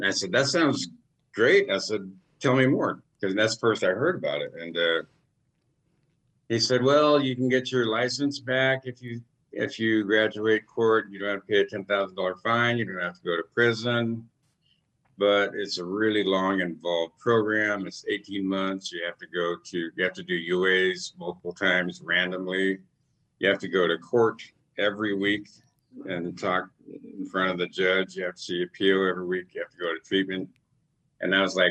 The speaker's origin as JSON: {"language": "English", "region": "Alaska", "country": "United States", "tie": "born or raised there", "said": "born and raised here in Alaska"}